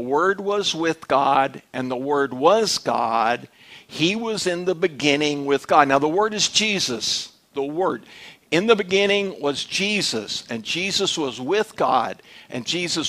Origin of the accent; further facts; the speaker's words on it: Dallas, Texas, United States; I was raised in Dallas